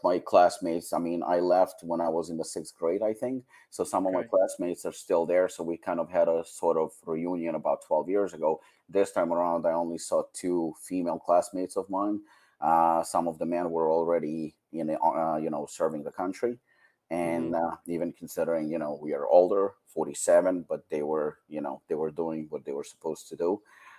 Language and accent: English; Ukraine; this is a synagogue where I had my bar mitzvah, and this is in my hometown.